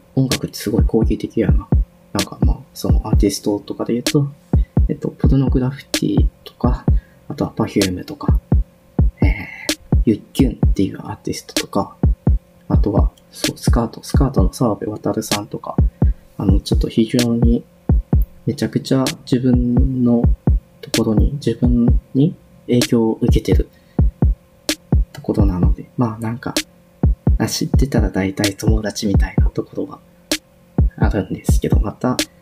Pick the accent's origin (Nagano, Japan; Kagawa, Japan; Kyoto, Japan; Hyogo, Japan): Hyogo, Japan; moved away as an adult; also born or lived in Kansai; now in Tokyo, Japan; 兵庫県出身です